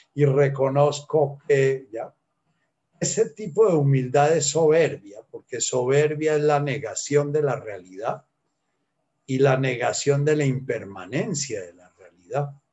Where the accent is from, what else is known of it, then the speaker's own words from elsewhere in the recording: Colombia; soy colombiano, nací en una época en que, eh, en que no se estudiaba inglés